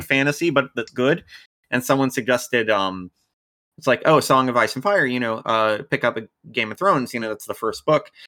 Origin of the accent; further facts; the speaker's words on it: United States; I'm American, I was born and raised in America